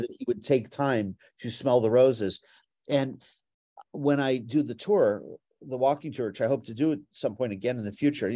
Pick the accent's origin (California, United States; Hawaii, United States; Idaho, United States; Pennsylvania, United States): California, United States; Beverly Hills; I grew up in Beverly Hills, California